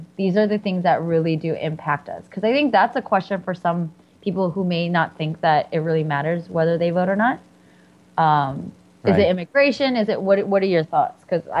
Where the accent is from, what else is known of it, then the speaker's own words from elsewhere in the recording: the Bay Area, California, United States; I'm from the Bay.